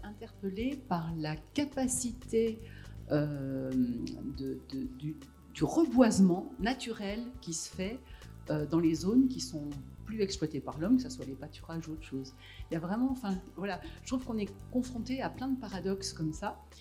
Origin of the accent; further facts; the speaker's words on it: Savoie, Auvergne-Rhône-Alpes, France; je suis née en Savoie